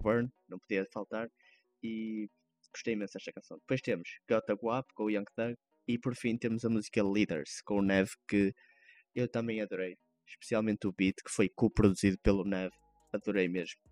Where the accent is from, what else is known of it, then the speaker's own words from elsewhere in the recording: Vila Nova de Gaia, Norte, Portugal; cá de Gaia, de onde eu sou natural